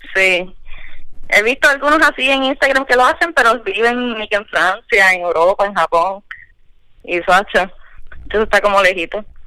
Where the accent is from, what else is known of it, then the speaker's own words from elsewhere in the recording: Cataño, Puerto Rico; soy de Cataño.